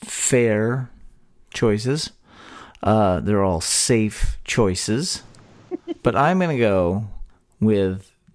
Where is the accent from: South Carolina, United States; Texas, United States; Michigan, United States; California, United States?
Texas, United States; a talk show about Texas by Texans, where three friends born and raised in the Lone Star State share our views on the history, culture, and just what it means to be Texan.